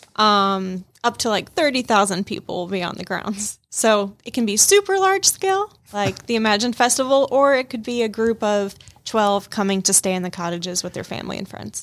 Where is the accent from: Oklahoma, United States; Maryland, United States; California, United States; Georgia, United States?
Georgia, United States; Rome; also born or lived in Minnesota; I was actually born in Minnesota, moved to Rome, Georgia when I was five, grew up here, like, kindergarten through my senior year of high school